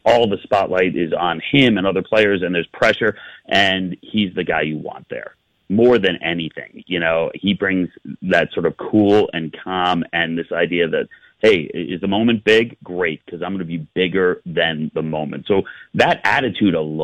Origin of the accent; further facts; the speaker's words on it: New York, United States; I grew up in New York. I still live in New York now.